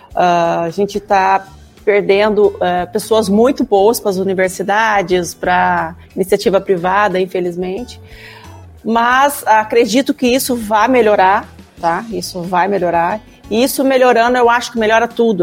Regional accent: Araçatuba, São Paulo, Brazil; moved away as an adult; also born or lived in Ilha Solteira, Brazil; now in Porto Alegre, Brazil; eu sou do interior de São Paulo, né? Eu vim da cidade de Araçatuba

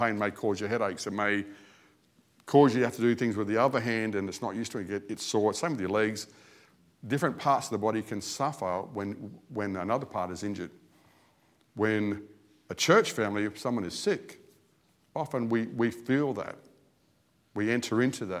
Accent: Australia; As an Australian

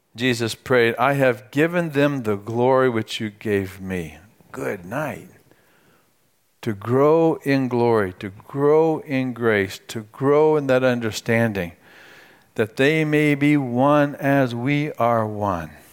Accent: United States; my American citizenship

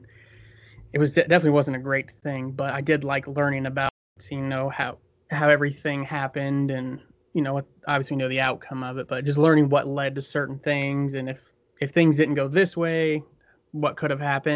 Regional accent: Bloomington, Indiana, United States; I'm from Bloomington, Indiana, in the southern part of the state.

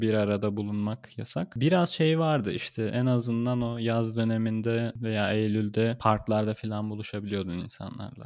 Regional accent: Adana, Turkey; moved away as an adult; also born or lived in Ankara, Turkey; now in Berlin, Germany; Ankara'da yaşıyordum da Adanalıyım diyorum.

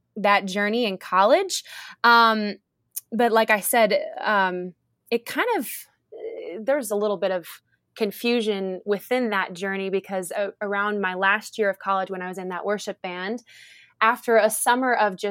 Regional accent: Cleveland, Ohio, United States; I'm from Cleveland, Ohio. I'm a proud Clevelander

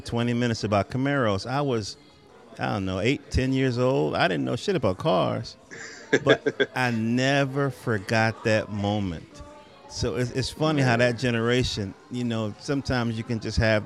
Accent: North Carolina, United States; As a kid growing up in North Carolina

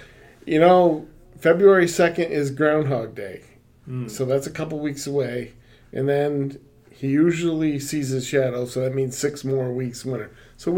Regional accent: Rochester, New York, United States; moved away; Growing up in Rochester

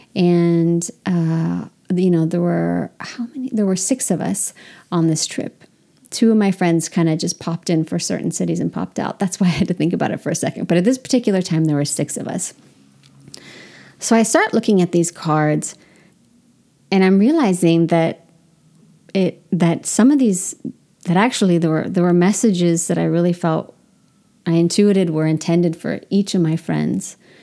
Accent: Sonoma County, California, United States; moved away; I'm from Sonoma County, California

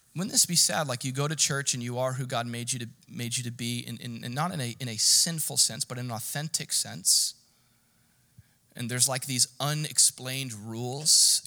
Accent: United States; I'm an American

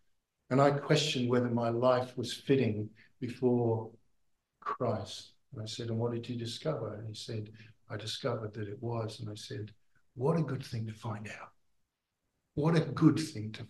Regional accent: United Kingdom; moved away as an adult; now in Australia; I'm from Britain

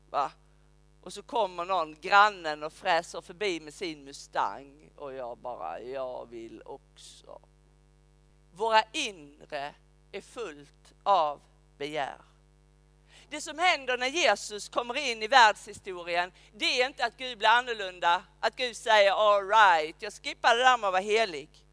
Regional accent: Skåne, Sweden; also born or lived in Uppsala; now in Rydaholm, Sweden; säger jag som en skåning

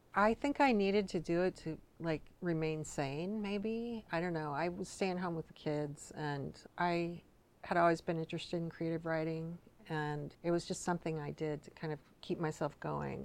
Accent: Richland, Washington, United States; now in Seattle, United States; I grew up in Eastern Washington

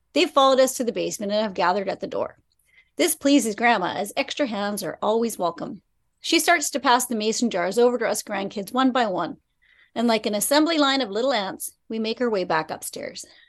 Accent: Prince Rupert, British Columbia, Canada; I've loved growing up in Prince Rupert

